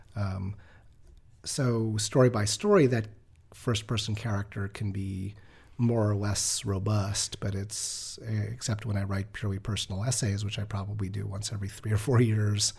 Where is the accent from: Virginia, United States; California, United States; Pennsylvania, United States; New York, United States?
New York, United States; I grew up in New York